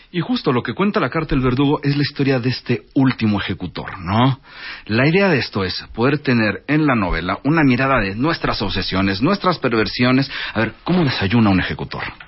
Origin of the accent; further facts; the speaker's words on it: Mexico; also born or lived in Paris; Yo vengo de una familia árabe, de origen árabe. Yo soy primera generación mexicano.